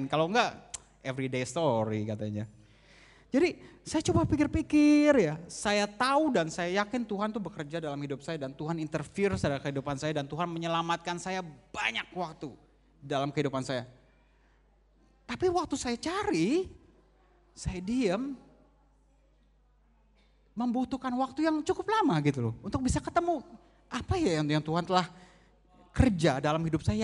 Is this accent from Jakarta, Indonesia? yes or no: yes; Jakarta, Indonesia; Ada yang temenin saya, saya asal dari Jakarta.